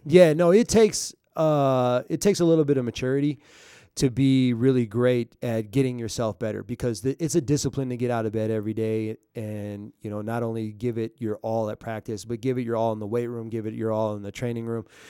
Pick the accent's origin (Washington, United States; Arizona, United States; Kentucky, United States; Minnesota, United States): Minnesota, United States; Minneapolis; now in Albuquerque, United States; I'm from Minneapolis